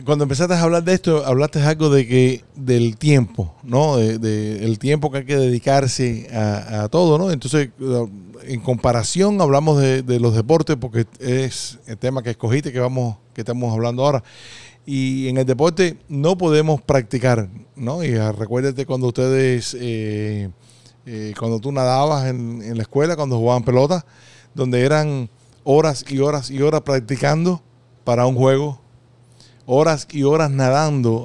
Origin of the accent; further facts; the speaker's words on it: Costa Rica; moved away; cuando estábamos creciendo allá en, en Costa Rica